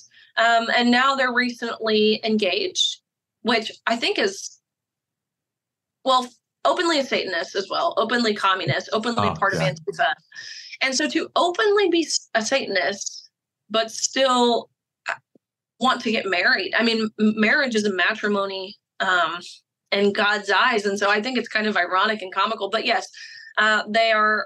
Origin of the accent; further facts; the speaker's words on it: Tennessee, United States; Tennessee, my home state